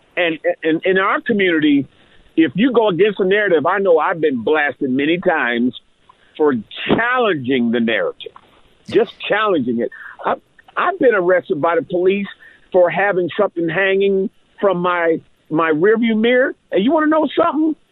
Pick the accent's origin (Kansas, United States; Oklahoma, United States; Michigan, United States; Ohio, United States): Ohio, United States; Columbus; growing up in Columbus, Ohio